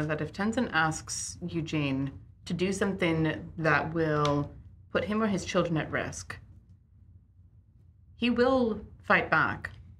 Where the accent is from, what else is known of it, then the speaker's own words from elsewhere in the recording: United Kingdom; I'm British, I understand this.